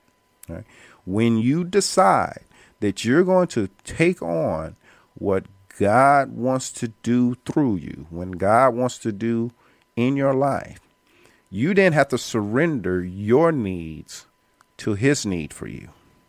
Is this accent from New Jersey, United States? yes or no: no; Indianapolis, Indiana, United States; now in Atlanta, United States; And I came here in Atlanta from Indianapolis, Indiana, college on my mind, with the strict goal and focus of transitioning to law school to get my law degree to practice law.